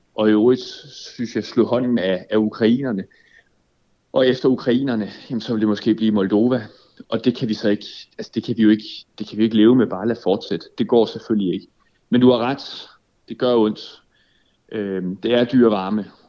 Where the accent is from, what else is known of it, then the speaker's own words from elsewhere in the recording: Denmark; som dansker